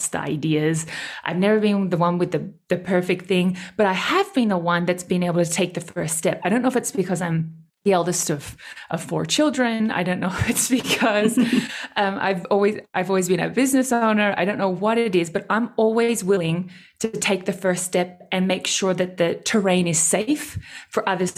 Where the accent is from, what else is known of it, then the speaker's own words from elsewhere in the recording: Australia; I speak German and I'm Australian